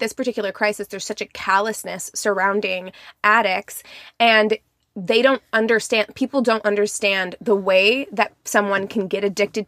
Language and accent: English; Springfield, Missouri, United States; my hometown, Springfield, Missouri